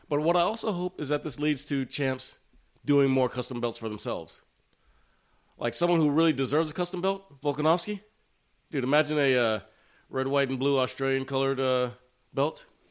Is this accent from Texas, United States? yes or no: yes; Cuero, Texas, United States; born or raised there; moved away